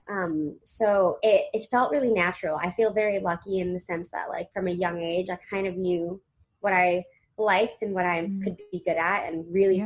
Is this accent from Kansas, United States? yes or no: no; Los Angeles, California, United States; now in New York City, United States; I'm originally from Los Angeles. I live like right outside in the southern suburbs in Orange County. So I grew up really just surrounded by the entertainment industry